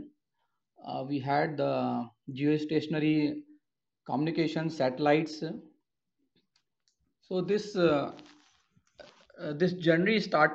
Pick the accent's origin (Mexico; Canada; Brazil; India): India; Kanpur, Uttar Pradesh; moved away; also born or lived in Warangal; I am basically from Kanpur, Uttar Pradesh